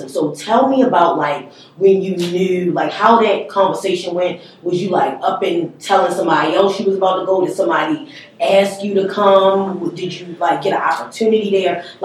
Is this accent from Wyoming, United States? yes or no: no; Charlotte, North Carolina, United States; moved away as an adult; now in Los Angeles, United States; I'm from Charlotte.